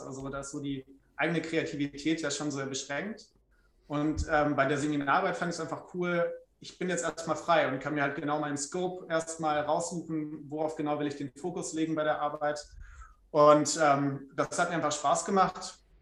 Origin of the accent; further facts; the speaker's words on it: Trier, Rhineland-Palatinate, Germany; moved away as an adult; also born or lived in Freiburg; ich komme aus Trier gebürtig, habe dann natürlich mein Abi dort gemacht